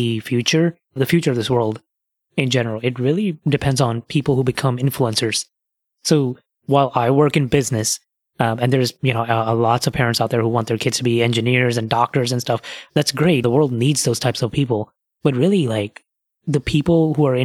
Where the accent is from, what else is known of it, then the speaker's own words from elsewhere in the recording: Pakistan; moved away; living abroad that I'm from Pakistan